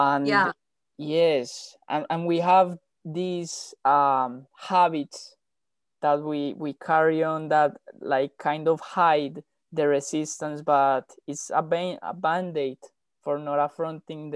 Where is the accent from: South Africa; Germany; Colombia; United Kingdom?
Colombia; moved away; we come from Colombia, and like is part of our DNA